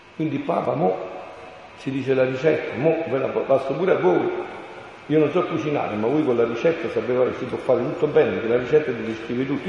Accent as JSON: {"language": "Italian", "town": "Montefusco", "region": "Campania", "country": "Italy", "tie": "born or raised there", "moved": "yes", "said": "al mio paese, Sono un paesino in provincia di Avellino, l'orgoglio della campagna, l'Irpinia"}